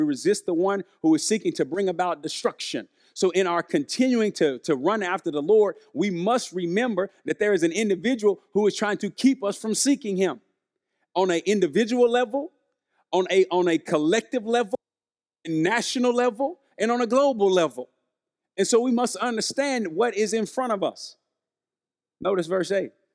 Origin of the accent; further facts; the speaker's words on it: Arkansas, United States; I'm from Arkansas, we're living in Arkansas